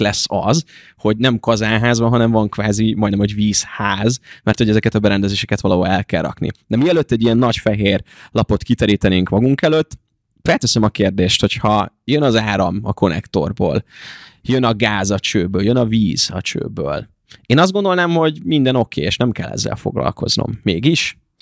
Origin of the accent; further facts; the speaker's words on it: Ajka, Veszprém County, Hungary; now in Budapest, Hungary; amiben gyerekkoromban lakok, elkerülök a kollégiumba, elkerülök egy saját albérletbe, tehát sok ideig nem tudok beleszólni abba, hogy milyen vizet iszom én. Viszont mondjuk én tudom, hogy ott Ajka környékén tök finom a csapvíz